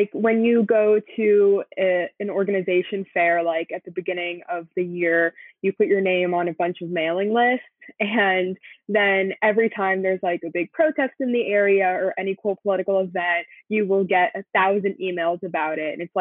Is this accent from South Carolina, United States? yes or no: no; Colonia, New Jersey, United States; moved away as an adult; now in Washington, D.C., United States; I'm originally from Colonia, New Jersey